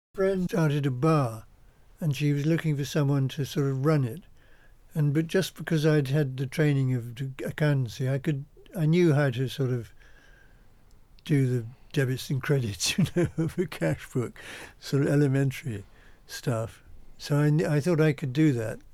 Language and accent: English; Essex, East of England, United Kingdom; I was born in Essex in a little farmhouse